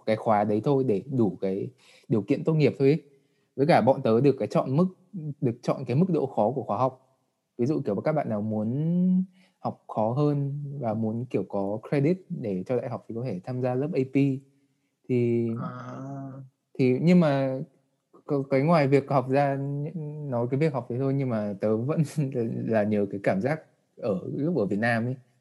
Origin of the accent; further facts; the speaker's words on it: Vietnam; moved away as an adult; em đã được sinh ra và đã ở Việt Nam